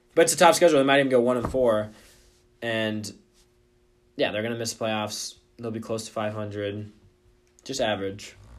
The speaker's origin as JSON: {"language": "English", "town": "Omaha", "region": "Nebraska", "country": "United States", "tie": "born or raised there", "said": "my hometown of Omaha, Nebraska"}